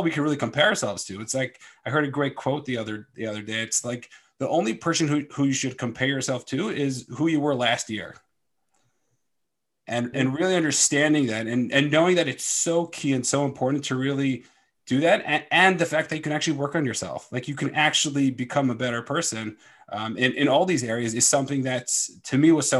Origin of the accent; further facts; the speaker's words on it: Philadelphia, Pennsylvania, United States; I'm from Philadelphia and I am a performance coach.